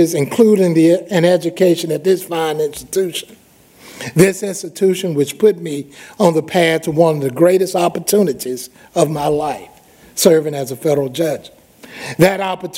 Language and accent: English; Yazoo City, Mississippi, United States; my hometown of Yazoo City